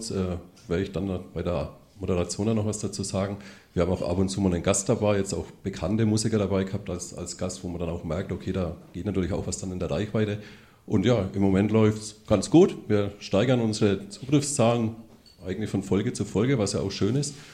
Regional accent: Bamberg, Bavaria, Germany; Ich komme aus Bamberg, bin nicht allzu oft in Nürnberg

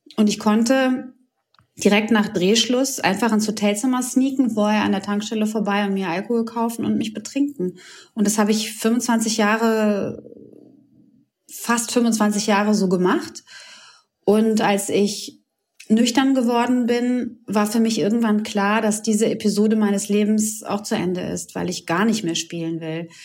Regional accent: Croatia; moved away; Ich komme aus einem Land, aus Kroatien

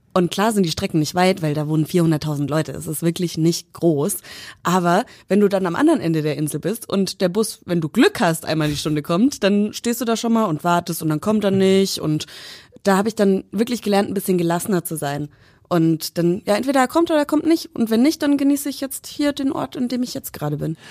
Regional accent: Franconia, Bavaria, Germany; ich fühle mich noch weniger als Franke als, als ja. Deutscher

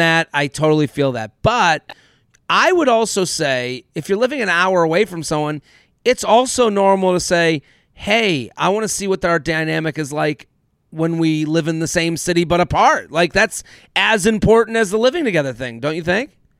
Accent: United States; as an American Jew myself

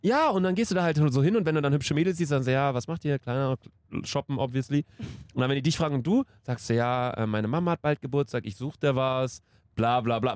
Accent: Cologne, North Rhine-Westphalia, Germany; wir kommen aus Köln

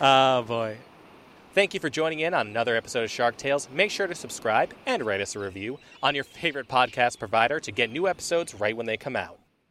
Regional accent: New Hampshire, United States; I'm from New Hampshire and, uh, you know, I go to the ocean sometimes, but I don't live by the ocean

